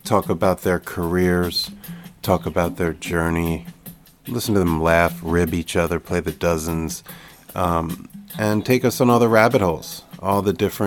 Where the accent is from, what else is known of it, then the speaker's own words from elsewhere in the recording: Cherry Hill, New Jersey, United States; my hometown, Cherry Hill, New Jersey.